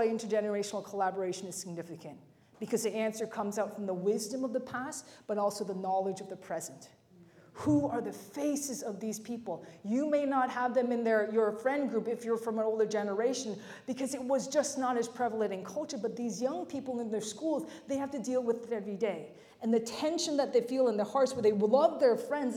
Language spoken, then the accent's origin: English; Mississauga, Ontario, Canada; When I was growing up, I grew up in the West End of Toronto, Mississauga, Lorne Park area. That's where I went to school